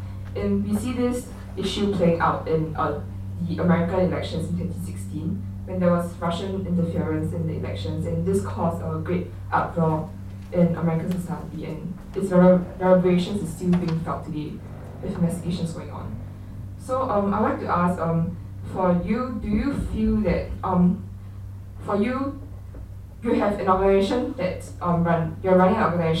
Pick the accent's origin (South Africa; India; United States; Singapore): Singapore; I'm a freshman in Stanford, and I'm a Singaporean.